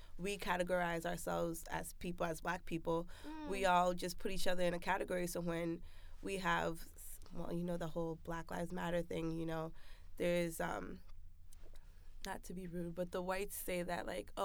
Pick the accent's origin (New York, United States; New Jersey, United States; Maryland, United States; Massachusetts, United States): Massachusetts, United States; Belchertown; I grew up in Belchertown, which is predominantly white